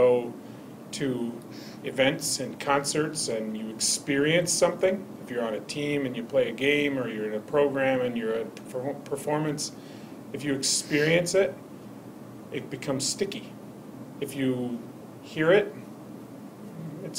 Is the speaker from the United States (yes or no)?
yes; Indiana, United States; moved away as an adult; I grew up in Indiana